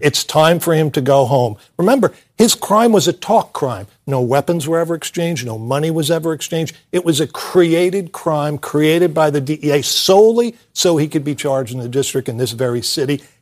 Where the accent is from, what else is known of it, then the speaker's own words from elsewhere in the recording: United States; I am a patriotic American